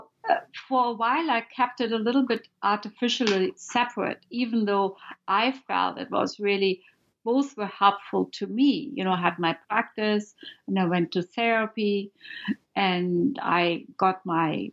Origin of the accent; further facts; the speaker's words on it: Germany; moved away; I'm from Germany